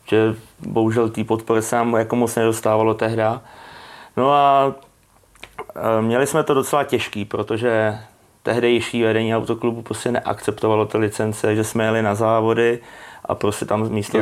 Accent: Czechia; jsem po škole chodil vždycky na letiště, tam u nás v Brodě

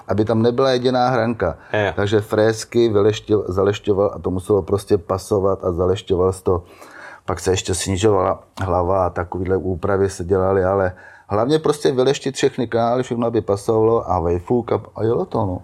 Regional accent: Štěchovice, Central Bohemian Region, Czechia; Já pocházím ze Štěchovic

